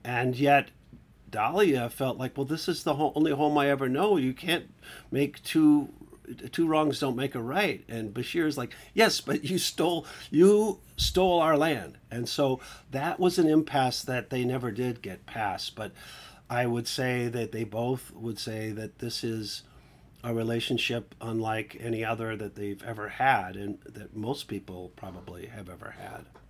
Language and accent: English; Milwaukee, Wisconsin, United States; I grew up Catholic in, in, uh, the upper Midwest in Milwaukee